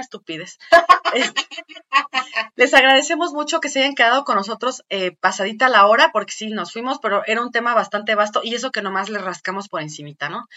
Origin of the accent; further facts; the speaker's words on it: Michoacán, Mexico; yo vengo de Michoacán